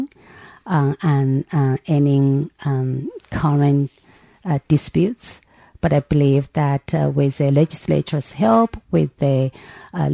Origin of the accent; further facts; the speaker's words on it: China; moved away as an adult; now in New York City, United States; I grew up, with a modest means family. So my mom and my dad, they sacrificed a lot in order to afford me the opportunity to go to school in China